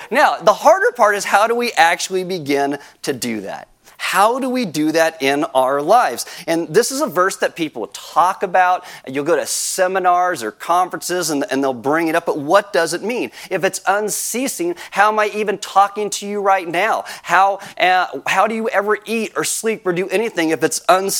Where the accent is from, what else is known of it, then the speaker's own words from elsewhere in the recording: California, United States; moved away as an adult; also born or lived in Iowa; I was a California boy. I was born and raised in California.